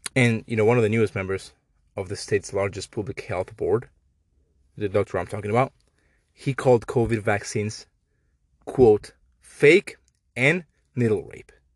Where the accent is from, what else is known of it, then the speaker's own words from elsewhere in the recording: Mexico; I'm Mexican. I apologize for my accent